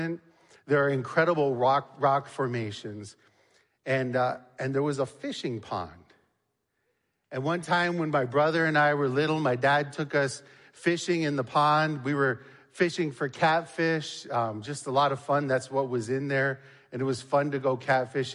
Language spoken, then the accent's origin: English; Niagara Falls, Ontario, Canada; When I was young, growing up in Niagara Falls, Ontario